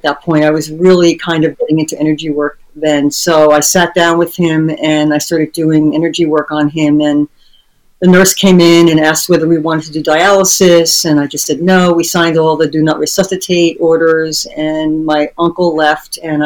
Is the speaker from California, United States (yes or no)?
no; New Jersey, United States; moved away; also born or lived in New York; I was born in New Jersey, but I lived in New York